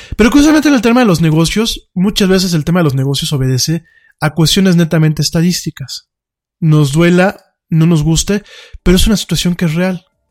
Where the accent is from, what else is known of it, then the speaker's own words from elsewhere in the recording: Mexico; nuestro país